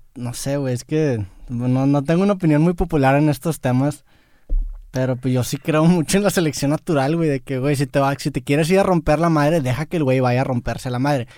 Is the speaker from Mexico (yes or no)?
yes; Monterrey, Nuevo León, Mexico; soy de Monterrey